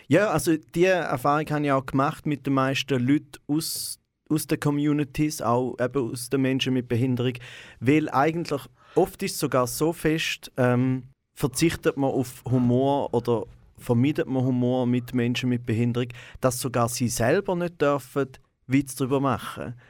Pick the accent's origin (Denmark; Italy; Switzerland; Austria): Switzerland; Goldach, St. Gallen; moved away as an adult; also born or lived in Rorschach; geboren bin ich in Rorschach äh, im Spital, direkt neben Goldach, äh, wo äh, ich auch, also wo meine Eltern wohnen, auch immer noch. Und dort bin ich meine ersten ja, 18 Jahre habe ich zu Goldach gelebt.